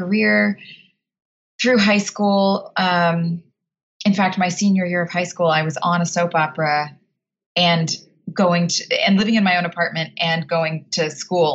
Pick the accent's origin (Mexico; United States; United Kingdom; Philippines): United States; also born or lived in Texas / New Jersey; I grew up in Texas and New Jersey